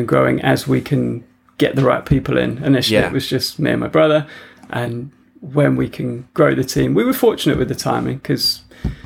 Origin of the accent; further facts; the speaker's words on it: Wiltshire, South West England, United Kingdom; moved away as an adult; also born or lived in London / Australia; we came down to Wiltshire, which is where I sort of grew up